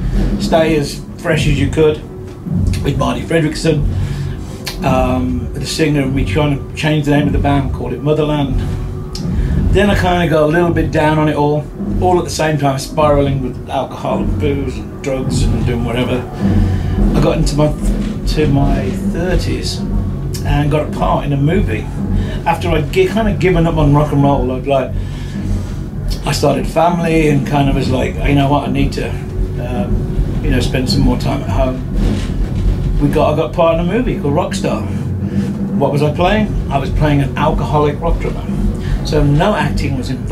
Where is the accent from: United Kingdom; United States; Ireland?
United Kingdom; England; being an English guy